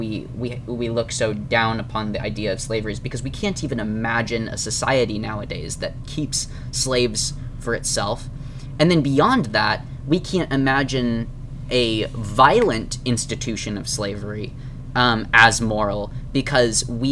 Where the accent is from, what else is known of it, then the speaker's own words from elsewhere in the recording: United States; as American Christians